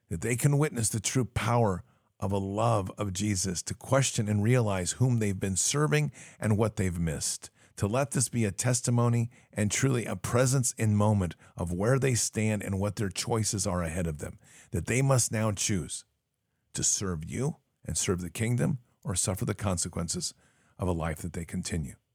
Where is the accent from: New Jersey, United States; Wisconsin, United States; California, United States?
Wisconsin, United States; now in Florida, United States; I'm originally from Wisconsin, and I moved to Florida almost 15 years ago.